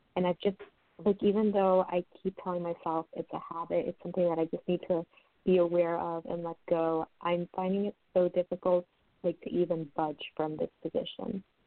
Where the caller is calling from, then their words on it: New York, United States; I'm calling from New York